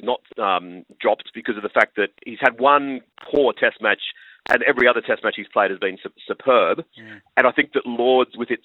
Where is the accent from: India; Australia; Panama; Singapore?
Australia; as an Aussie